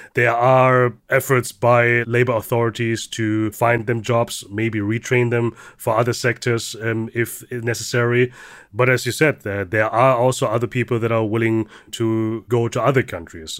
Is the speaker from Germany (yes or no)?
yes; Germany; I'm the son of immigrant parents. growing up in Germany